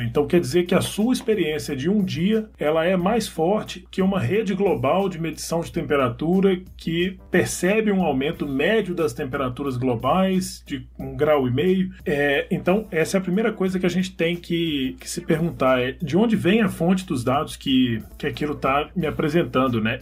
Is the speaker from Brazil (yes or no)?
yes; Southeast, Brazil; eu que sou do Sudeste